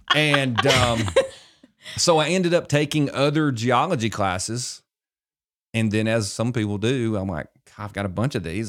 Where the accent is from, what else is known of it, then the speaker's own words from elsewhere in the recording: Gardendale, Alabama, United States; also born or lived in Gadsden, Alabama; I grew up in Gardendale